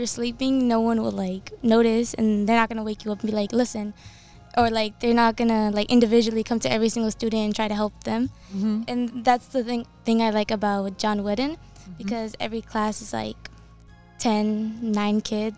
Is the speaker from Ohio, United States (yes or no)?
no; Los Angeles, California, United States; also born or lived in Panorama City, Los Angeles / Northridge, Los Angeles; we moved from Panorama to Northridge